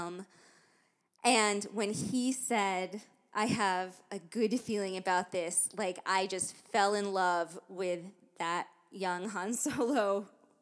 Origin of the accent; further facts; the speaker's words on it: United States; I'm American